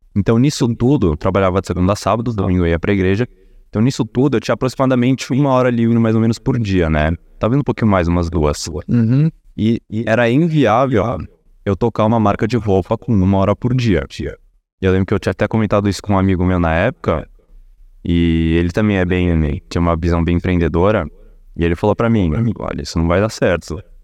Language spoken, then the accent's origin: Portuguese; Brazil; Brasileiro, nasci aqui, meus pais nasceram no Brasil também